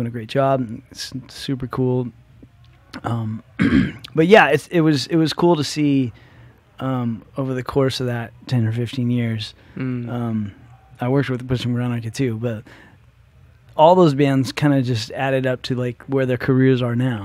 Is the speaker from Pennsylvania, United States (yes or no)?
no; Thousand Oaks, California, United States; I grew up in Thousand Oaks.